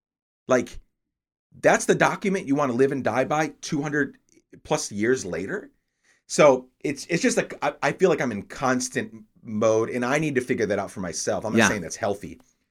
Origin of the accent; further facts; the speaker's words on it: New York, United States; And then my parents, so we're from New York.